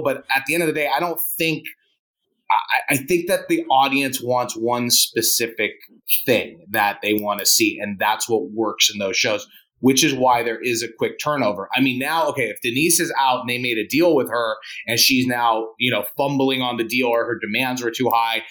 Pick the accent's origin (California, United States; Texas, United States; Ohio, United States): California, United States; Beverly Hills; I grew up in Beverly Hills